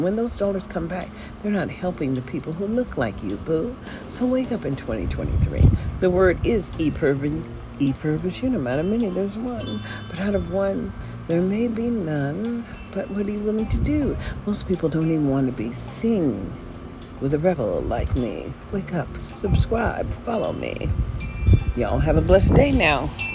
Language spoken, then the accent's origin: English; United States; Here we are as a people living in America. And as an American